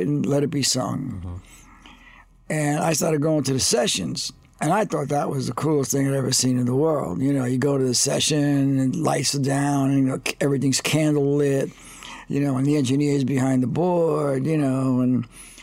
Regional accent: New York City, New York, United States; I was born in Brooklyn, New York, 1953. My dad was a longshoreman.

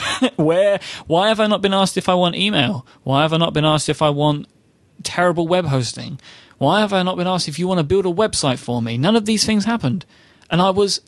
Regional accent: United Kingdom; I am a British gentleman

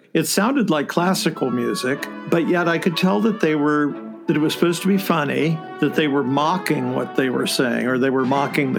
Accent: Columbus, Ohio, United States; I'm an Ohio boy. I'm from Columbus, Ohio, which is pretty much a musical theater desert

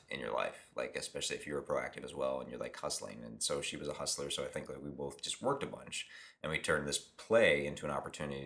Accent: Pittsburgh, Pennsylvania, United States; moved away as an adult; also born or lived in Boston area; now in Los Angeles, United States; I'm from Pittsburgh

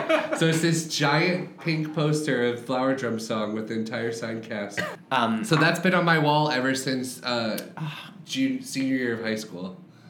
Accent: Florida, United States; So I grew up in Florida, and in 2002, I was a junior in high school.

